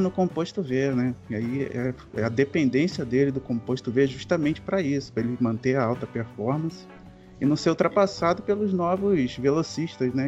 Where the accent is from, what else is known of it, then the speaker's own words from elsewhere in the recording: Rio de Janeiro, Brazil; Sou, sou, do Rio de Janeiro